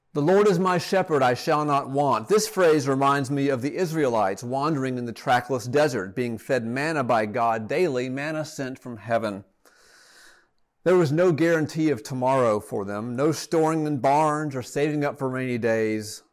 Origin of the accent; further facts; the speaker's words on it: Atlanta, Georgia, United States; also born or lived in Rome, Georgia; return to Atlanta, my hometown, with my family